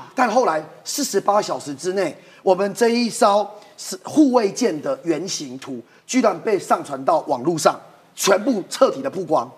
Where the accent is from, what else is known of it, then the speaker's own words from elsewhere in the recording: Taiwan; 我们台湾人民